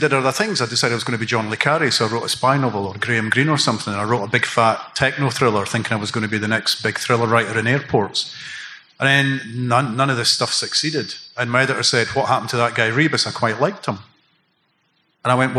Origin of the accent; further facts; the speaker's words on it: Cardenden, Scotland, United Kingdom; moved away as an adult; also born or lived in Edinburgh; When I grew up in Cardenden, there was hardly any trains at night